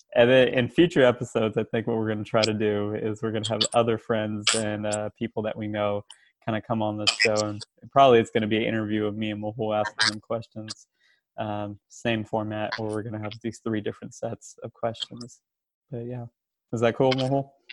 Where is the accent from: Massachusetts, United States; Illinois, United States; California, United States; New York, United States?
California, United States; Bay Area; also born or lived in Richmond, California; now in Davis, United States; Grew up in the Bay Area. I lived out in Richmond. Right now I'm living out in Davis